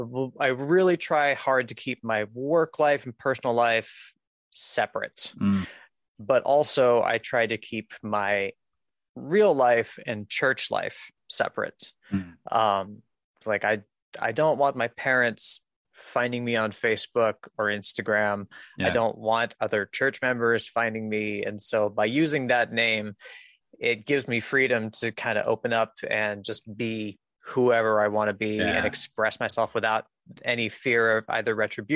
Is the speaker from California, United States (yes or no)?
no; Rhinebeck, New York, United States; born there; So I was born in Rhinebeck, New York, in 1989.